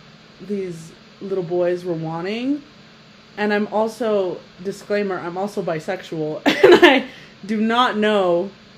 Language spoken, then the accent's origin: English; Utah, United States; It was weird growing up in Utah